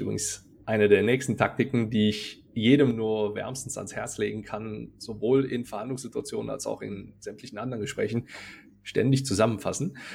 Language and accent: German; North Rhine-Westphalia, Germany; accent: Rhenish; aus der Ecke, aus der ich ursprünglich herkomme, man hört es vielleicht so ein bisschen, ich bin aus dem Rheinischen.